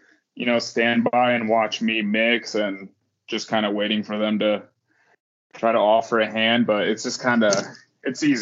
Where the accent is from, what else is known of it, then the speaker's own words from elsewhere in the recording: Fort Wayne, Indiana, United States; Fort Wayne, Indiana. I'm from Indiana, okay. Northeast Indiana.